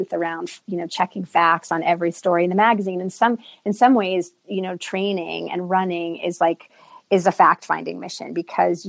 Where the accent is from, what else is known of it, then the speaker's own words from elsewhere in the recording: East Coast, United States; moved away as an adult; now in Santa Fe, United States; the East Coast where I grew up